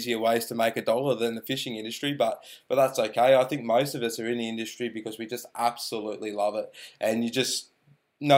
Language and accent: English; Shepparton, Victoria, Australia; I'm from Shepparton, Victoria. I grew up in Shep as a teenager